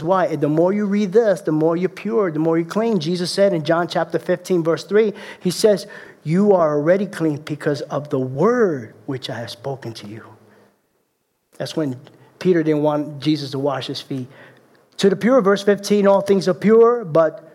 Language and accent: English; Puerto Rico; I'm the Puerto Rican leprechaun.